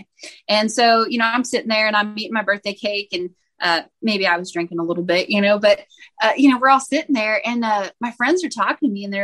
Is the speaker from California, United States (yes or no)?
yes; Bakersfield, California, United States; I'm from Bakersfield, California.